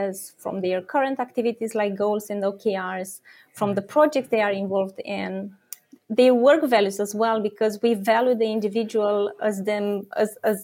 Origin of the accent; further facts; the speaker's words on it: Romania; I'm born and raised in Romania